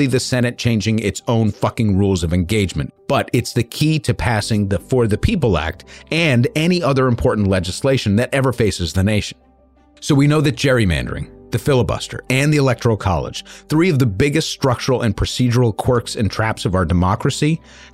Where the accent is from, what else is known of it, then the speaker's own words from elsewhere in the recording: New York, United States; I'm a New Yorker